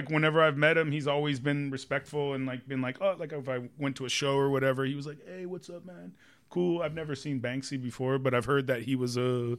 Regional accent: Hollywood, California, United States; We're from Hollywood, so we rode our bikes.

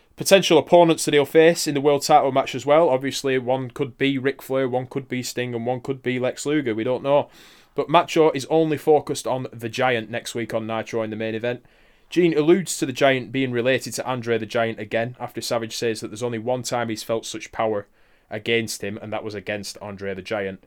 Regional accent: United Kingdom; we're British.

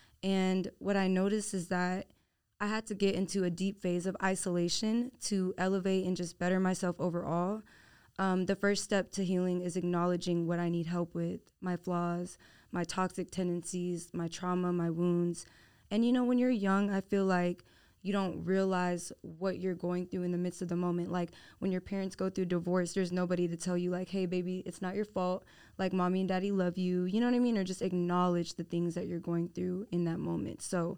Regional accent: Houston, Texas, United States; Okay, so I'm born and raised in Houston, Texas, H-Town living

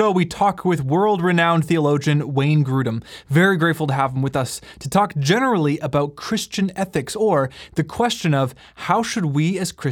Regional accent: Canada; And we are uniquely Canadian, although we have listeners from all around the world.

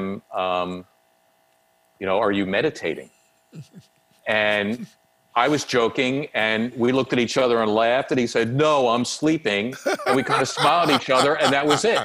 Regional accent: Philadelphia, Pennsylvania, United States; the kid growing up in Northeast Philly

